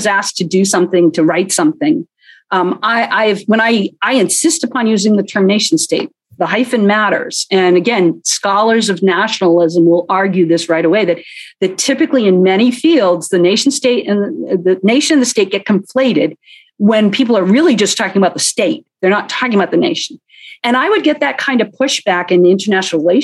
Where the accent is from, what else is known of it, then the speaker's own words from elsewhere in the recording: United States; I'm an American